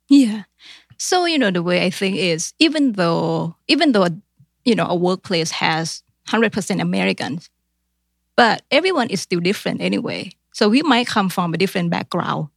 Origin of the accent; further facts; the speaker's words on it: Thailand; English is a second language; moved away as an adult; now in Columbus, United States; in Thailand, we learn English grammars, but we don't really speak